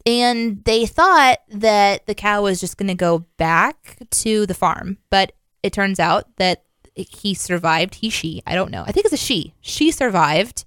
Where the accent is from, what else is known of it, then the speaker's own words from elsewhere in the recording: Midwest, United States; I grew up in the Midwest.